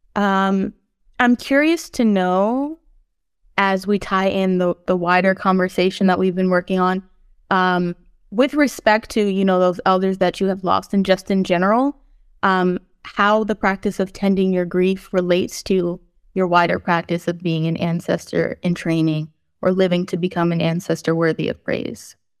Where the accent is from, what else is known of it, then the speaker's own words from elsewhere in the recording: Philadelphia, Pennsylvania, United States; I was born on Lenape, Hokien, in Philadelphia